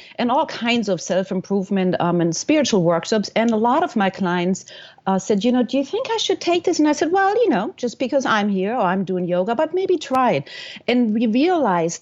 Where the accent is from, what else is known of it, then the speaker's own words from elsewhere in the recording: Germany; moved away as an adult; also born or lived in New York / California / Florida; now in United States; I am from Germany, and I came at the ripe age, or not, of 19 years old with my best friend